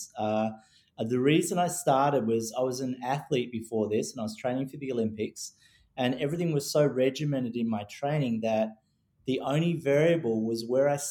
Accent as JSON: {"language": "English", "country": "Australia", "tie": "born or raised there", "said": "growing up in Australia"}